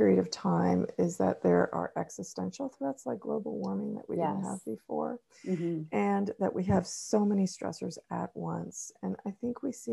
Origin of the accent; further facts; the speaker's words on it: California, United States; growing up in California